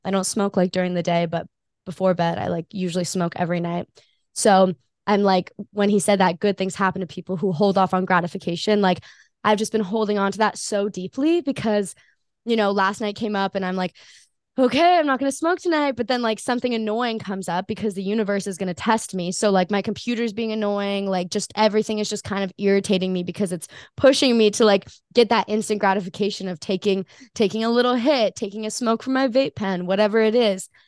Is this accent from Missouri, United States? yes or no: no; Hawaii, United States; I'm born and raised in Hawaii